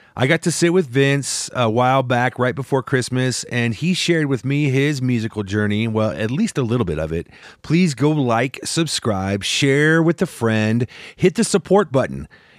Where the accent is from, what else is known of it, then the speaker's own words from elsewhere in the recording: Midwest, United States; You know, I'm from the Midwest.